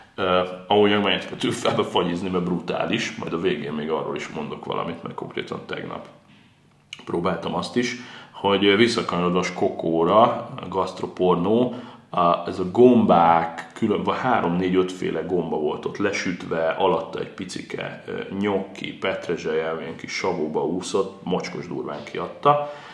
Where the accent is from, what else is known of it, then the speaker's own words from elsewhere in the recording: Pécs, Baranya, Hungary; én még pécsiként is